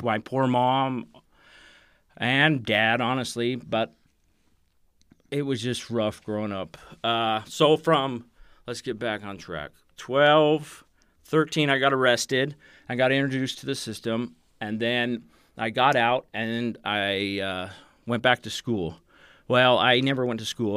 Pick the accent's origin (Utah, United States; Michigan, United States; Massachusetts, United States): Utah, United States; Provo; I grew up in Provo